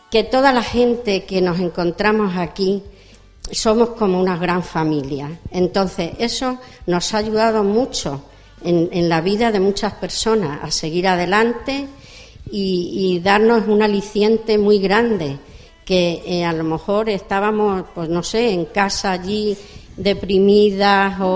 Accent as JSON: {"language": "Spanish", "town": "Madrid", "region": "Community of Madrid", "country": "Spain", "tie": "born or raised there", "also_born_or_lived": "Guadalajara, Spain", "moved": "as an adult", "lives_now": "Extremadura, Spain"}